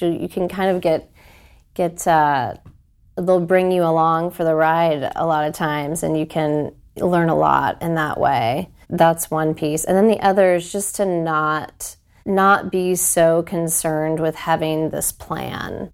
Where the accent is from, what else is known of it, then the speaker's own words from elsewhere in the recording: Wooster, Ohio, United States; moved away as an adult; also born or lived in Nashville, Tennessee; now in Columbus, United States; I grew up in Worcester